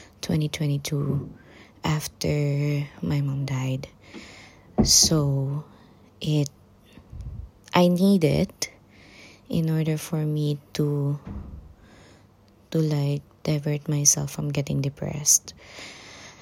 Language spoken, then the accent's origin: English; Panabo, Davao del Norte, Philippines; moved away as an adult; now in United Kingdom; I came from the Philippines, Davao City specifically. No, Panabo City.